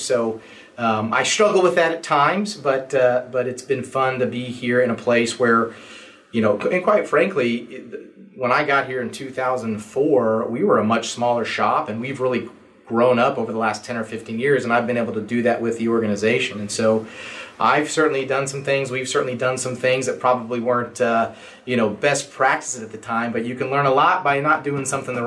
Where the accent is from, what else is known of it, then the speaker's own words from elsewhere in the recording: Stillwater, Oklahoma, United States; I actually grew up here in Stillwater. So this is my hometown.